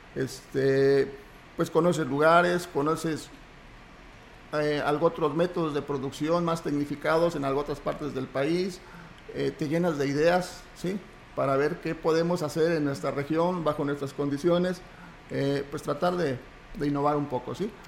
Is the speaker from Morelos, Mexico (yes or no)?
no; Ejido Canoas, near Ingenio Plan de San Luis, San Luis Potosí, Mexico; yo soy originario de Ejido Canoas, de aquí de un lado del Ingenio Plan de San Luis